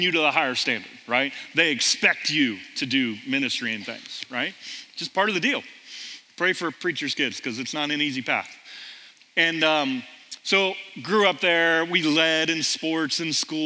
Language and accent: English; Millersport, Ohio, United States; Grew up in Millersport, Ohio, middle of the cornfields of Ohio, about 40 miles east of Columbus